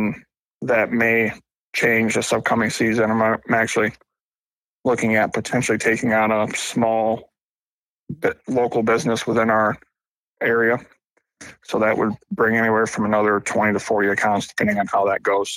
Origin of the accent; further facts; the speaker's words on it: Ilion, New York, United States; moved away as an adult; now in South Carolina, United States; I'm from Central New York. I'm actually from Ilion, New York, which is about 10 minutes away from Utica